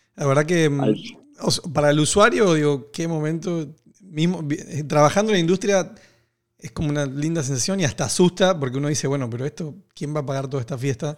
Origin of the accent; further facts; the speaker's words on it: Argentina; yo soy argentino